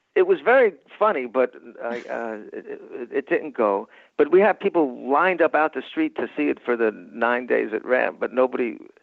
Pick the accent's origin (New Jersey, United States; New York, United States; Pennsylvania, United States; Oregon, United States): New York, United States; I'm from New York.